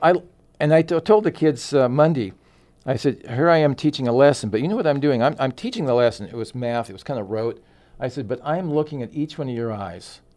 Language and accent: English; Phoenix, Arizona, United States; also born or lived in Southern Oregon / Jacksonville; those are my roots, even though I grew up in Phoenix